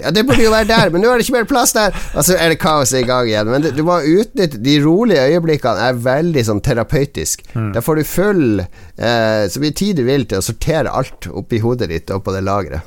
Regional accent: Northern Norway, Norway; vi er nordlendinger

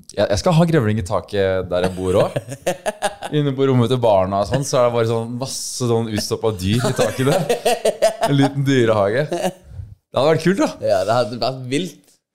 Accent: Stavanger, Rogaland, Norway; now in Oslo, Norway; Jeg er fra Stavanger, men jeg bor jo, så jeg har bodd i Oslo i fem år.

